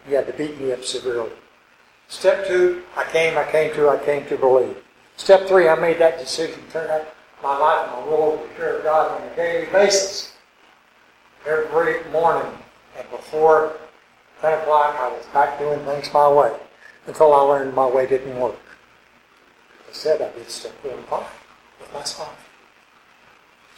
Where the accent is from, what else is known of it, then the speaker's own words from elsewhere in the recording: Arkansas, United States; moved away; also born or lived in California; I grew up in Arkansas, 35 miles from Memphis